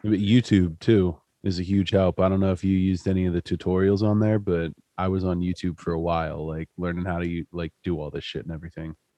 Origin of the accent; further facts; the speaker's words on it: Central Pennsylvania, United States; I'm from Central PA